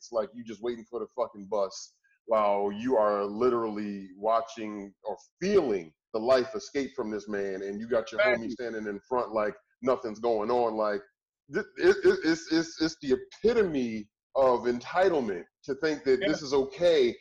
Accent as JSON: {"language": "English", "town": "Philadelphia", "region": "Pennsylvania", "country": "United States", "said": "We're all from Philly, so we rep that."}